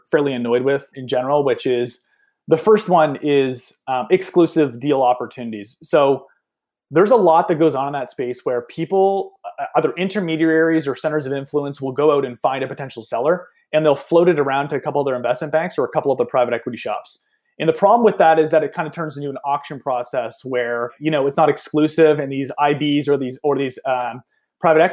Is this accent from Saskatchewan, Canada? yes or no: no; Nova Scotia, Canada; I'm personally Canadian. I'm from Eastern Canada here in Nova Scotia